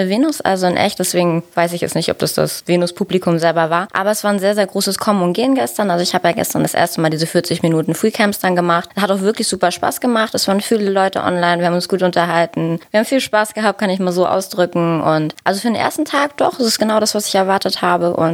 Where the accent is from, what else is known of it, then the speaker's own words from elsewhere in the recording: Germany; ich komme aus Nähe Hamburg